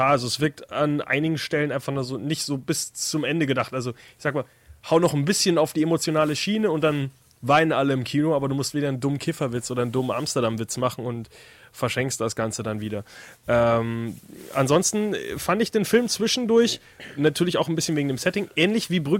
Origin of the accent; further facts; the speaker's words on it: Austria; wie man halt als Österreicher so denkt